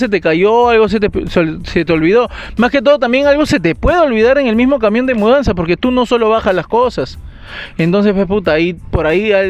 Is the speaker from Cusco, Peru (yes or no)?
no; Magdalena del Mar, Lima, Peru; yo sí me he mudado dos veces en mi vida. Con toda mi familia nos fuimos de desde Magdalena el Mar a San Gabriel, Vía María del Triunfo.